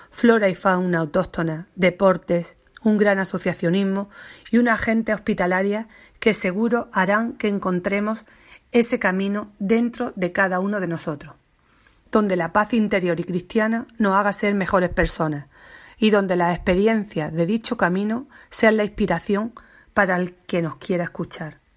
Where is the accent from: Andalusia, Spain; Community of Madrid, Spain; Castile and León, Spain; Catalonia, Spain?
Andalusia, Spain; Baza; Soy bastetana, granaína, andaluza y española, y amo a mi tierra, a su gente